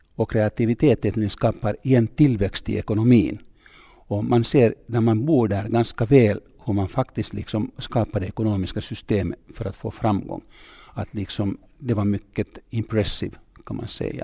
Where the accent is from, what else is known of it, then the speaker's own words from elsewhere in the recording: Tampere, Pirkanmaa, Finland; Swedish is a second language; Jag kommer från Tammerfors, jag gick i en finsk skola